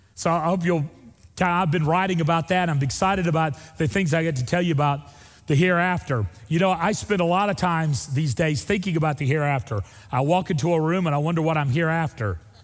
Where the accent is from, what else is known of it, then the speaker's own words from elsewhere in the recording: Northwest Florida, United States; moved away; also born or lived in Opp, Alabama; Northwest Florida, where I'm from, where there's real rednecks. That's where I'm from.